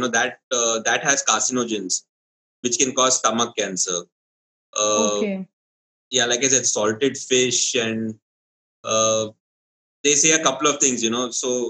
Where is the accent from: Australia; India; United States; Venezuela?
India; Kerala; even I'm from Kerala